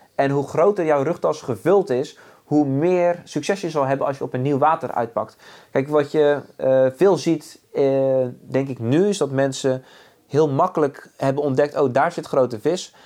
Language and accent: Dutch; Zeeland, Netherlands; born or raised there